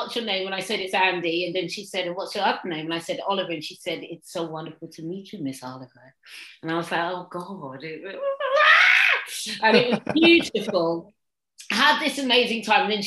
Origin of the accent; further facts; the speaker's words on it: Suffolk, East of England, United Kingdom; now in London, United Kingdom; I grew up in Suffolk, and then I used to come down to London, and when I finally moved to London